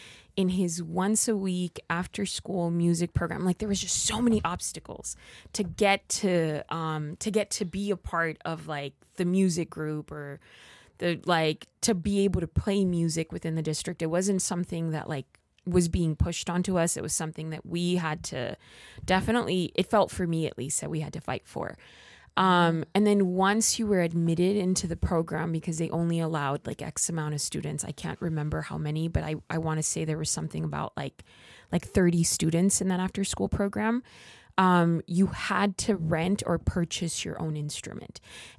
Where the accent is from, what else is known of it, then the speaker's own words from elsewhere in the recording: Los Angeles, California, United States; I grew up in East Los Angeles in what is a low income community.